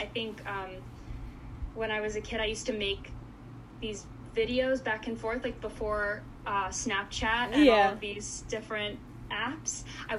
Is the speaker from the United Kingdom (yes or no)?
no; Goiânia, Goiás, Brazil; born there; So in Goiânia, it's a city close to Brasília, the capital, sort of. It's like 3 hours away. But it's like the Nashville of Brazil.